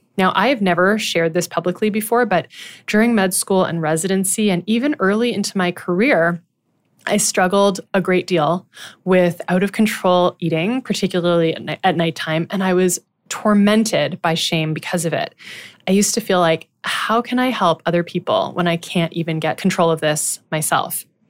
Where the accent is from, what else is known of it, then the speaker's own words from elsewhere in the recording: Ottawa, Ontario, Canada; I was born and raised in Ottawa, Ontario